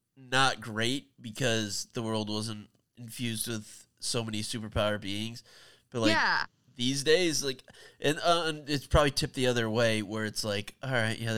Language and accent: English; New York City, New York, United States; as a New Yorker